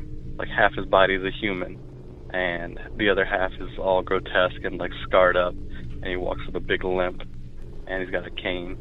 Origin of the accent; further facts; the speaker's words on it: Louisiana, United States; now in Atlanta, United States; I live in Atlanta, but I'm originally from Louisiana